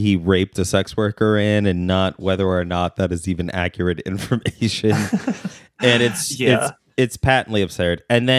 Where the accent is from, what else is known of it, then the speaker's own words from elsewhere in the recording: Turkey; I grew up in Turkey. I didn't know it was wrong.